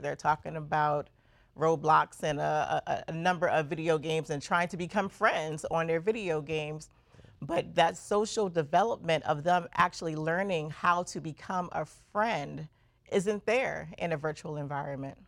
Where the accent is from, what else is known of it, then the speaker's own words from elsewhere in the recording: New York City, New York, United States; also born or lived in Brooklyn, New York; I was born in Brooklyn and raised in Queens, New York